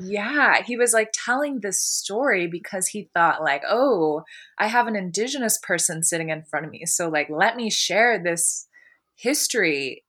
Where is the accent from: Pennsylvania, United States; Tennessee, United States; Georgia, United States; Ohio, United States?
Ohio, United States; Columbus; also born or lived in California; now in Portland, United States; I'm from Columbus, and when I lived there, I actually was surrounded by, uh, a lot of black people